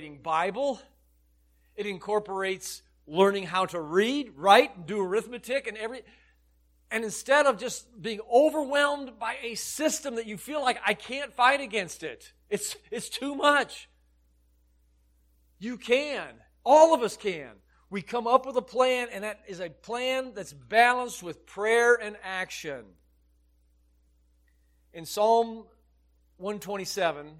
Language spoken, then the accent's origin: English; Illinois, United States; I grew up in Illinois